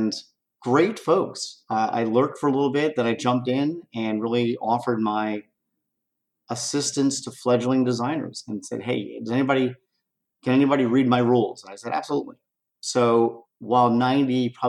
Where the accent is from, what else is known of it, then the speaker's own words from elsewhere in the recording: Philadelphia, Pennsylvania, United States; Growing up in Philadelphia, I had a group of friends